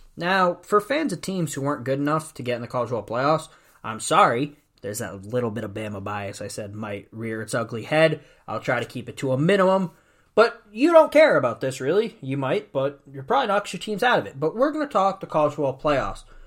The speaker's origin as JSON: {"language": "English", "region": "Northeast", "country": "United States", "tie": "born or raised there", "also_born_or_lived": "Alabama", "said": "I grew up in the Northeast."}